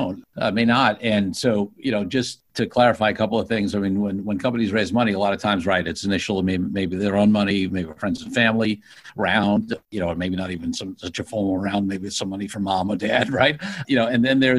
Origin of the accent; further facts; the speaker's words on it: New York City, New York, United States; moved away as an adult; now in New Jersey, United States; I grew up in Brooklyn, New York, and lived in New York for a long time and then moved to New Jersey.